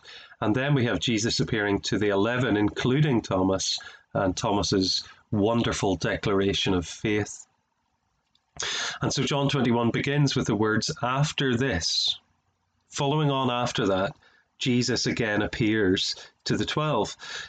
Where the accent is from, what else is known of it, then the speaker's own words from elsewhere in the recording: Ireland; I'm an Irishman, as you can tell by my accent, and so I like to do things back to front.